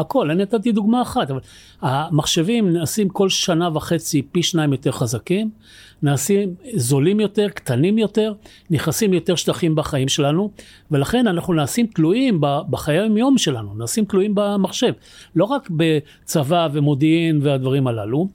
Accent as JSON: {"language": "Hebrew", "town": "Tel Aviv", "region": "Tel Aviv District", "country": "Israel", "tie": "born or raised there", "said": "אני גדלתי כילד בתל אביב"}